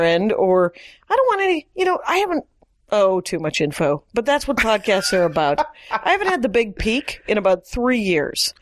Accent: Wisconsin, United States; I was raised in Wisconsin

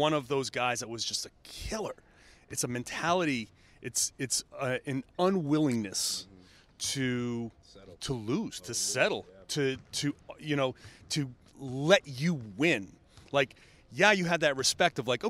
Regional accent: Boston, Massachusetts, United States; growing up in the Boston area

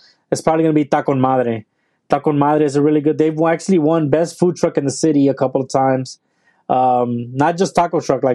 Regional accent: Matamoros, Tamaulipas, Mexico; now in Houston, United States; I'm Mexican. So, I mean, I'm from North Mexico. So right across the border from Brownsville, Texas. I'm from Matamoros, Tamaulipas.

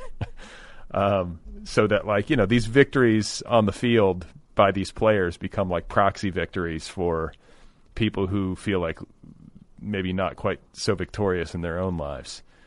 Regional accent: Milwaukee, Wisconsin, United States; I was born in Milwaukee

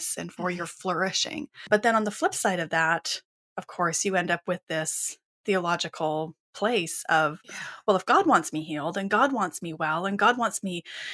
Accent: Western Canada, Canada; I grew up in Western Canada

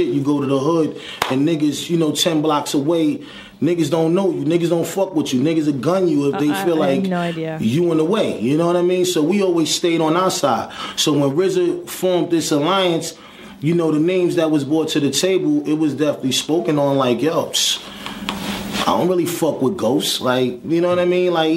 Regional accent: New York City, New York, United States; I'm from Park Hill Projects

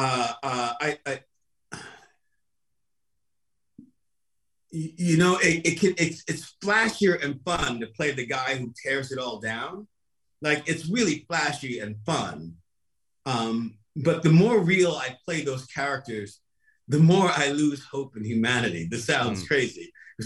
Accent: New York City, New York, United States; I grew up in Brooklyn

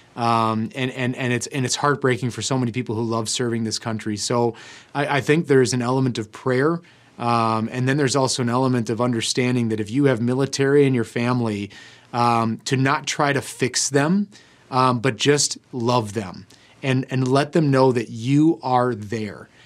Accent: United States; as Americans

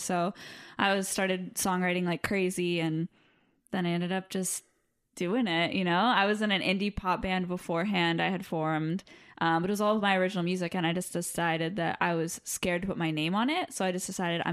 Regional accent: Los Angeles, California, United States; accent: Valley girl; I grew up in the Valley in LA. I'm a Valley girl

